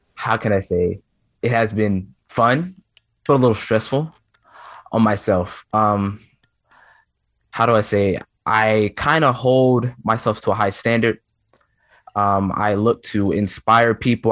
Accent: Memphis, Tennessee, United States; I'm from Memphis, Tennessee, and anyone that knows anything about Memphis, Tennessee, you know that blues is heavily, heavily influenced in Memphis, Tennessee

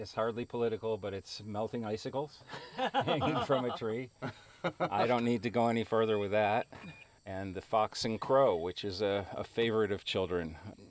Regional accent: Switzerland; this looks just like a sculpture park that I knew of when I grew up in Switzerland.

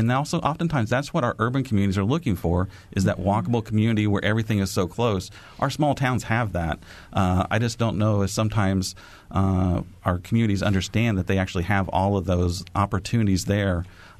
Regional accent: Cloverdale, Indiana, United States; I grew up in Cloverdale

